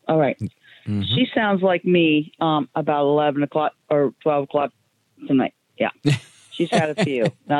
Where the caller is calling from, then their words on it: Canton, United States; because I'm a grandma of six grandkids, and I just want to call. I'm calling in from Canton